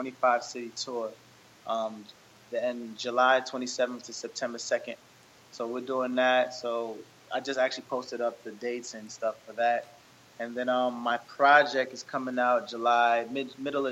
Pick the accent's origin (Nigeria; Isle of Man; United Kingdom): Nigeria; I'm Nigerian